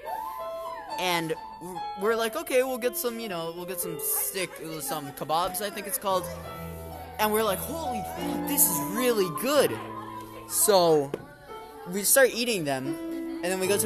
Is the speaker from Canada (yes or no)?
no; Santa Fe de Antioquia, Antioquia, Colombia; English is a second language; moved away; I'm in my home country of Colombia, right? Santa Fe, Antioquia.